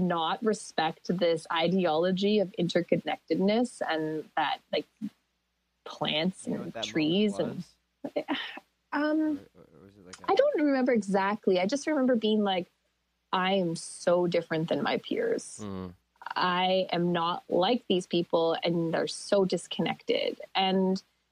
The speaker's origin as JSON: {"language": "English", "area": "Athabasca Chipewyan First Nation", "region": "Alberta", "country": "Canada", "said": "I'm from a community called Athabasca Chipewyan First Nation, and we're downstream from the Alberta tar sands."}